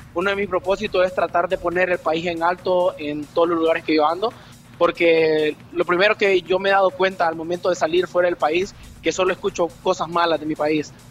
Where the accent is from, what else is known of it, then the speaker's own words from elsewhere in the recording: Santa Rosa de Lima, La Unión, El Salvador; now in Spain; por honrar el pueblo de donde yo nací y honrar digamos de donde son mis padres